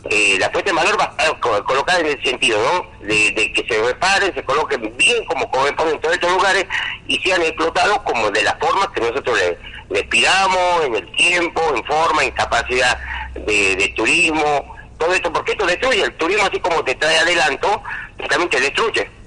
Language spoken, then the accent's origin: Spanish; Salta, Argentina; de este, de mi pueblo, de, mi comunidad, que es la era una comunidad con 40 familias aproximadamente